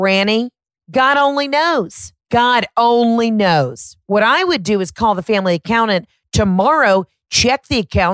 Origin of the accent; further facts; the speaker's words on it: Georgia, United States; I'm from Georgia.